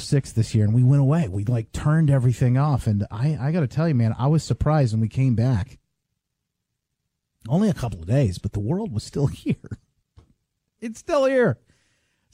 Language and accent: English; Indiana, United States; now in Grand Rapids, United States; Growing up when I was a kid, I grew up in Indiana.